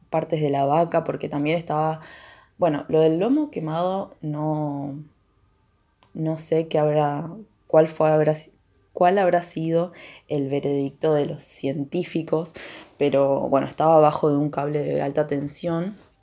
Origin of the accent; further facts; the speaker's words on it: Villa El Chocón, Neuquén, Argentina; el lugar donde yo nací y viví durante toda mi vida, eh, que es Villa El Chocón